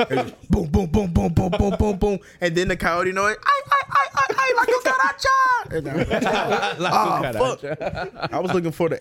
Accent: Louisiana, United States; moved away; I'm from Louisiana. I'm from Louisiana.

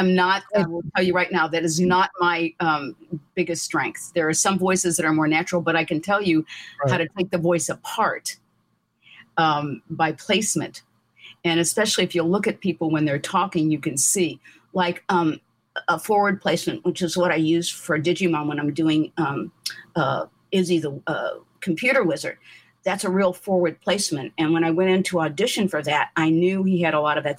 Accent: St. Louis, Missouri, United States; now in Glendale, United States; Originally, I'm from St. Louis

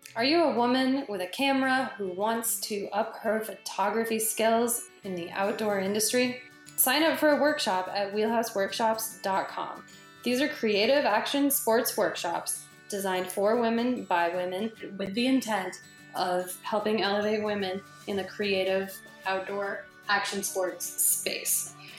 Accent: Fort Collins, Colorado, United States; I grew up in Fort Collins, working in bike shops

